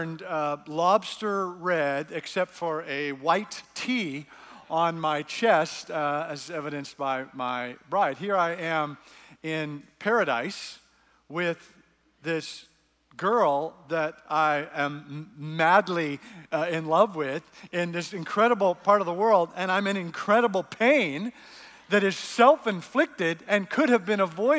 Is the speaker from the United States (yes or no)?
no; Canada; I'm Canadian